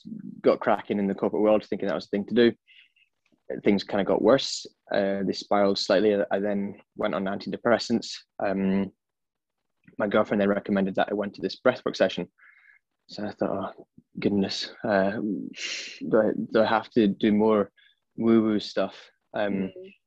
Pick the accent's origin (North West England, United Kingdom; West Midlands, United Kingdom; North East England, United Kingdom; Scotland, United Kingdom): Scotland, United Kingdom; Edinburgh; moved away as an adult; also born or lived in London; now in Sydney, Australia; So I am originally from Edinburgh and now I'm based in sunny Sydney